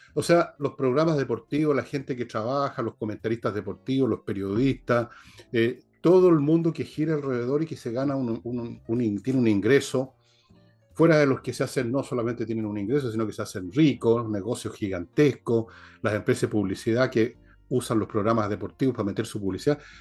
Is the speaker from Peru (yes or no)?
no; Chile; yo no soy francés, yo soy chileno. O sea, si tengo una patria es Chile, no es Francia